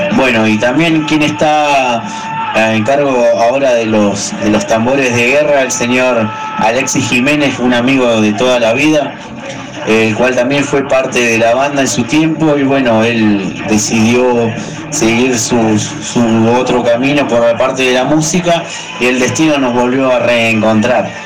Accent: Argentina; nosotros como argentinos

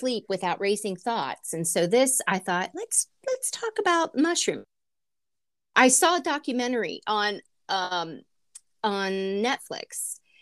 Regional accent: United States; being an American

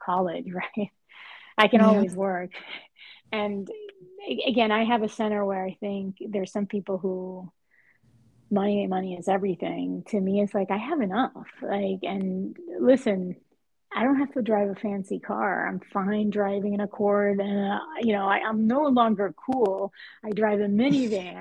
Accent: Puerto Rico; moved away as an adult; also born or lived in Spain; now in Boston, United States; my origins from tennis and growing up in Puerto Rico

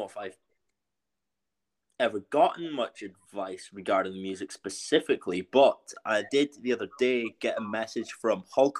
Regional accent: Shetland, Scotland, United Kingdom; We're all from Shetland

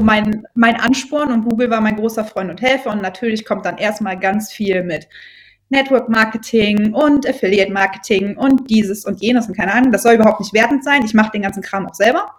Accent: Brühl, North Rhine-Westphalia, Germany; Ich komme aus dem Rheinland, ähm, genau genommen aus Brühl, das kennen manche vielleicht vom Phantasialand

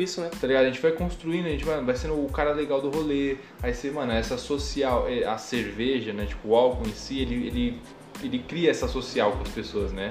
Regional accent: São Paulo, Brazil; Eu era tratado como o cara daqui, do Perialto

